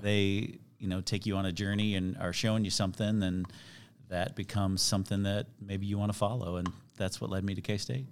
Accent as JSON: {"language": "English", "town": "Chicago", "region": "Illinois", "country": "United States", "tie": "born or raised there", "also_born_or_lived": "Kansas City", "moved": "yes", "lives_now": "Overland Park, United States", "said": "I was born in Chicago."}